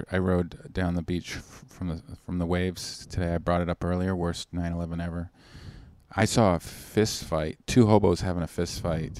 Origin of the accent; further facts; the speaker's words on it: West Coast, United States; I'm from the West Coast